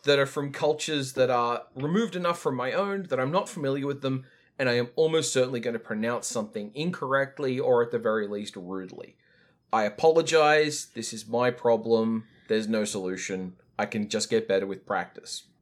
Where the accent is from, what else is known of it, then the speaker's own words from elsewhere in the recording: Australia; white people from an adjacent culture, like Australia